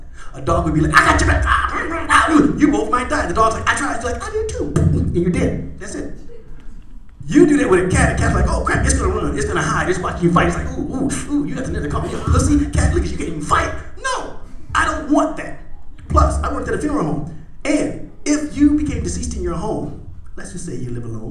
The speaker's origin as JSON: {"language": "English", "region": "Indiana", "country": "United States", "moved": "as an adult", "lives_now": "Arizona, United States", "said": "I'm from Indiana"}